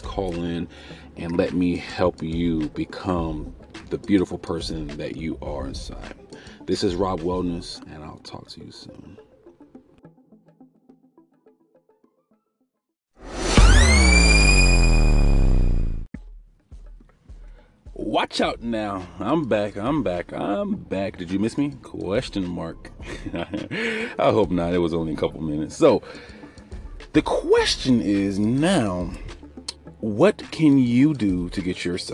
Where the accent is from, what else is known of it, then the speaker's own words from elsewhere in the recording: United States; I'm African American